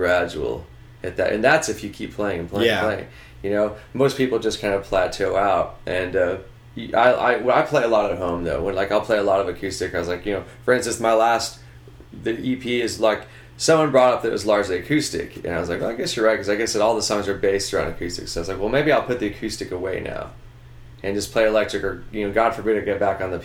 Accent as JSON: {"language": "English", "town": "Houston", "region": "Texas", "country": "United States", "also_born_or_lived": "Los Angeles", "moved": "as an adult", "lives_now": "Dallas, United States", "said": "I'm from Houston"}